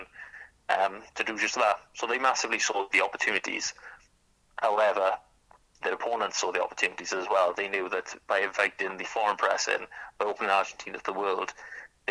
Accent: Wales, United Kingdom; as a Welsh writer

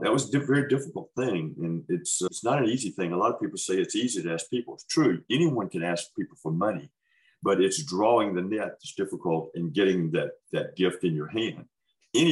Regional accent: Holmes County, Mississippi, United States; moved away as an adult; also born or lived in West Africa; I was born in Holmes County, Mississippi. So I'm a farm. So I'm a Mississippi farm boy.

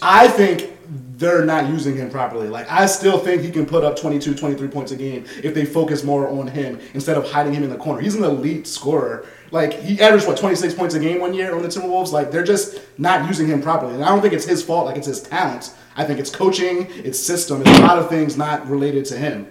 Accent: Philadelphia, Pennsylvania, United States; I'm from Philly

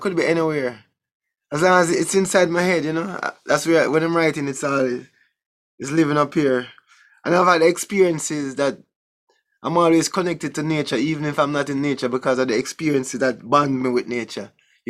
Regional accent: Jamaica; I mean, I grew up in Jamaica.

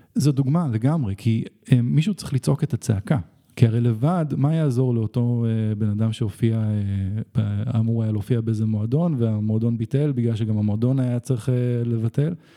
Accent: Israel; אבל אני כן ישראלי

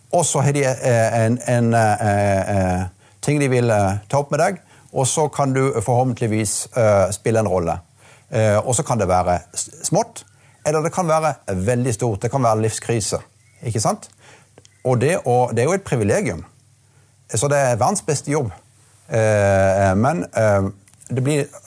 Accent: Marnardal, Agder, Norway; also born or lived in Bergen; det var jo ikke selvsagt at jeg skulle komme tilbake akkurat der jeg vokste opp, men nå ble det sånn.

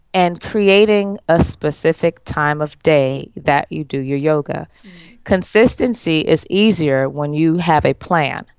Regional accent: New York, United States; moved away; I'm from New York

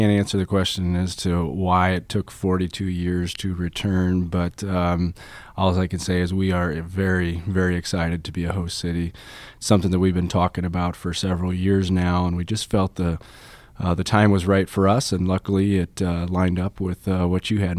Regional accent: Illinois, United States; when I came here from Illinois to go to school back in the 90s. Came here for the university like a lot of Illinois folks do. And eventually, I made my way back to Illinois.

